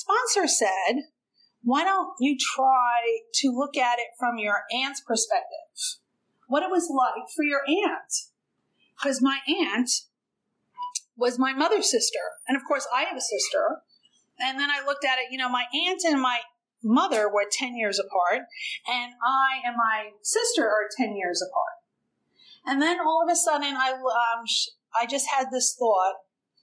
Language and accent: English; New York City, New York, United States; moved away; also born or lived in New Jersey / Okinawa, Japan; we lived in Brooklyn, we're an Irish Catholic family.